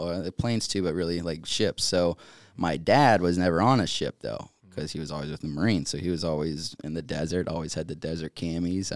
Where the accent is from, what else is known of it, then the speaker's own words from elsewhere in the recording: Eastern North Carolina, United States; also born or lived in Chesapeake, Virginia; I ended up growing up in North Carolina, though, Eastern North Carolina